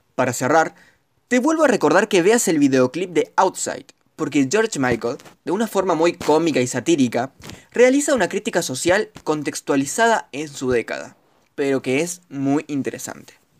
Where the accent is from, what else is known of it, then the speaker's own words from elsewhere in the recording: Argentina; argentino, estudiante de comunicación social